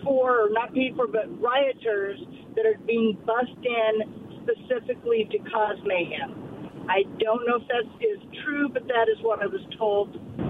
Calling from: Richland, Washington, United States

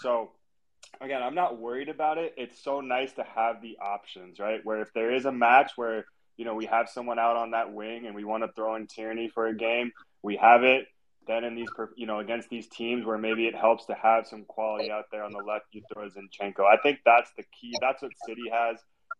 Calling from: Chicago, Illinois, United States; A beautiful afternoon here in the Windy City, and even better with that performance.

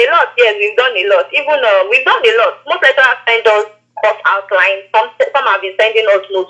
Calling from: Lagos, Nigeria; I'm calling you from Lagos.

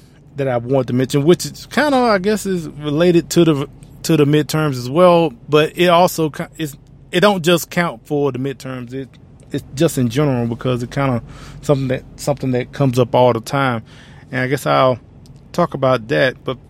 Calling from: Louisville, Kentucky, United States; we're broadcasting from Louisville, Kentucky today.

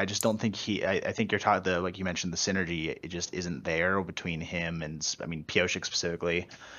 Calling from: Pittsburgh, Pennsylvania, United States

